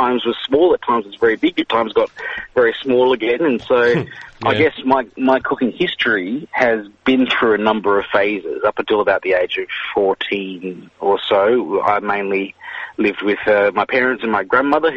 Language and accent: English; Malaysia; I grew up in Malaysia, was born in Malaysia anyway